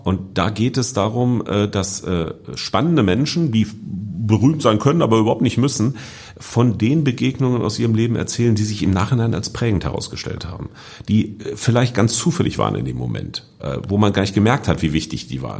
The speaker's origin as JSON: {"language": "German", "town": "Hanover", "region": "Lower Saxony", "country": "Germany", "said": "in Hannover, wo ich herkomme"}